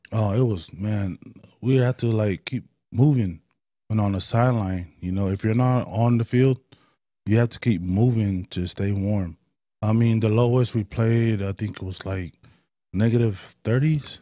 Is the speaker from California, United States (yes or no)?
yes; Oakland, California, United States; moved away; also born or lived in Stockton / Las Vegas; Uh, East Oakland. Grew up in East Oakland